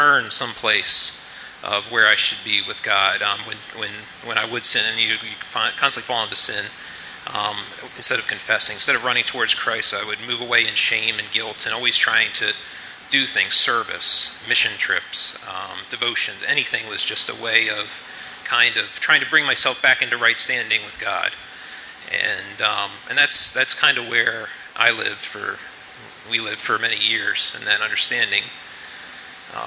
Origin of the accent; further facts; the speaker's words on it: United States; moved away; we're originally from the Baltimore, D.C. area, and we met in our senior year in high school